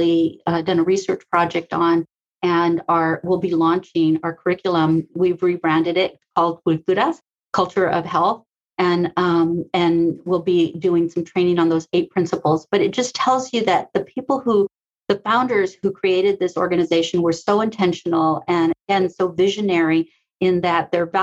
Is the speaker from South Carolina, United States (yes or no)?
no; Sacramento, California, United States; also born or lived in South Central, Los Angeles, California; I am from Sacramento.